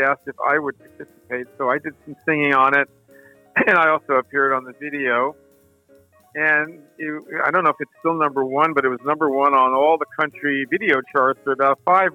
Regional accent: New Rochelle, New York, United States; my hometown of New Rochelle

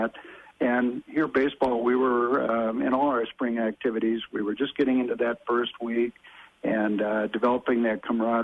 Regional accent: Minnesota, United States; myself being a Minnesota lad

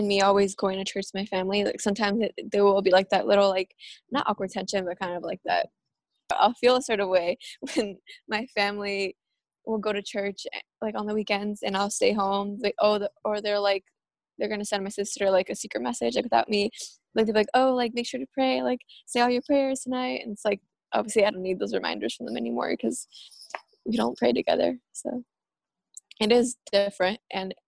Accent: Bay Area, California, United States; first language Spanish; English is a second language; also born or lived in Davis, California; I'm from California, from the Bay Area specifically

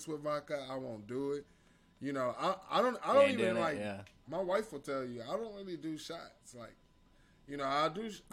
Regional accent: Cleveland, Ohio, United States; moved away as an adult; now in Arkansas, United States; I'm from Cleveland. Cleveland, Ohio

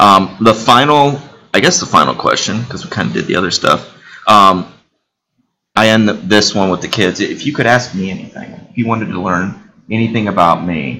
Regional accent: New Haven, Indiana, United States; also born or lived in Bloomington, Indiana; I grew up in New Haven

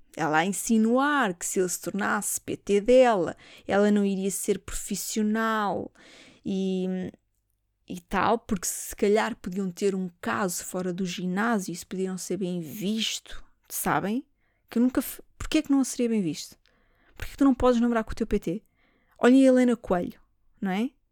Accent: Portugal; eu sou portuguesa

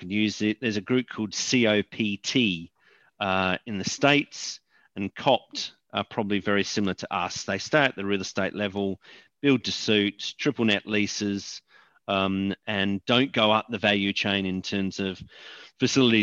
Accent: Australia; moved away; also born or lived in United Kingdom; I'm not from the UK, I'm from Australia

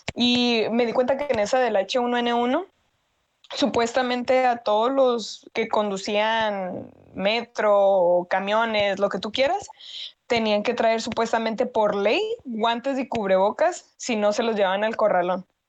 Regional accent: Mexico

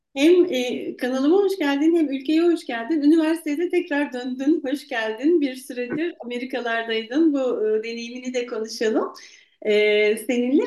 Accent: Eskişehir, Turkey; moved away as an adult; now in Ankara, Turkey; ben Eskişehirliyim

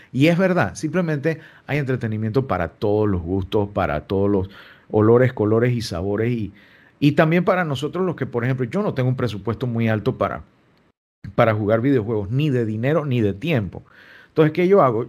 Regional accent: Panama; nosotros como panameños

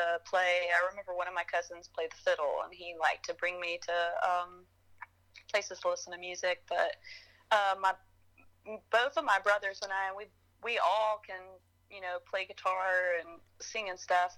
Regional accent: Marshall, North Carolina, United States; also born or lived in Boone, North Carolina; I grew up in Marshall.

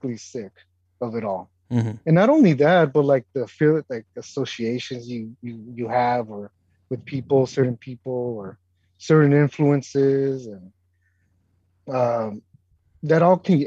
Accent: West Coast, United States; moved away as an adult; I grew up in the West Coast and I know the beach and I grew up in that environment

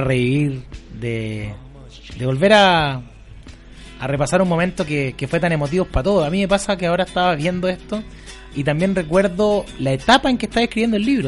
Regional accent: San Antonio, Valparaíso, Chile; Yo estudié, yo soy de San Antonio, en el colegio José Luis Norri, en Tejas Verde

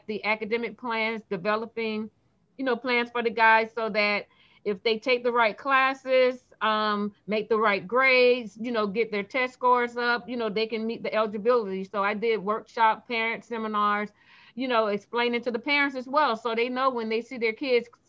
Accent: Fort Lauderdale, Florida, United States; I'm from Fort Lauderdale, Florida

